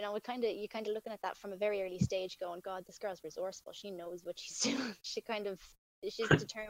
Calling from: Ireland; Here from Ireland.

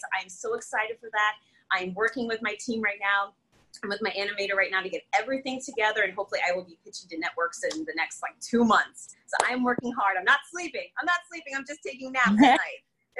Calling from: Connecticut, United States; not only in my state, I'm coming in from Connecticut

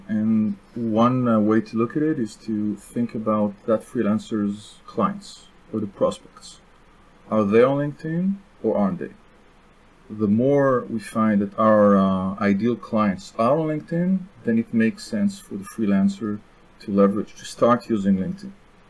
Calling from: Tel Aviv District, Israel; English is a second language; also born or lived in France; South of Tel Aviv, Israel. Sunny.

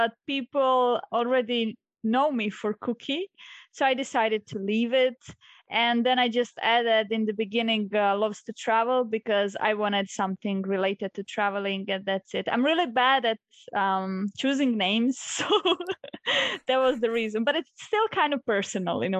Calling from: Solin, Split-Dalmatia County, Croatia; I'm zooming in from Solin, which is a small coastal town in Croatia near Split.

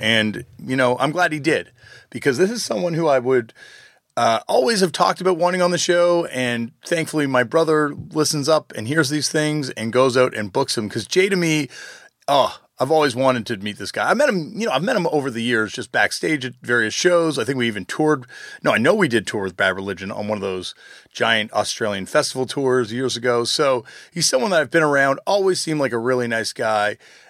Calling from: Toronto, Ontario, Canada; I'm calling from actually the middle of nowhere in Ontario right now, but normally I'm calling from Toronto, Canada.

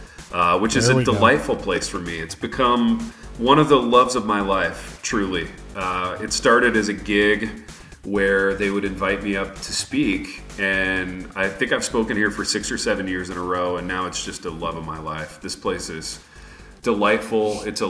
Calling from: Michigan, United States; I am calling in from the North Woods of Michigan.

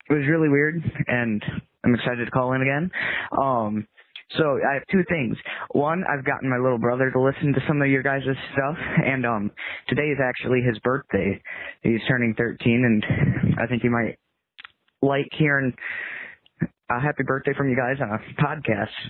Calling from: Michigan, United States; Um, actually … I'm 15 from Michigan.

